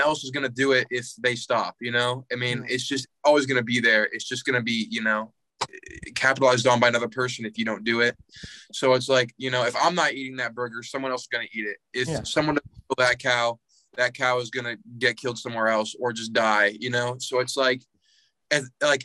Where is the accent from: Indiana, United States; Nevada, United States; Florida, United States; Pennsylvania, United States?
Indiana, United States; I'm from Indiana.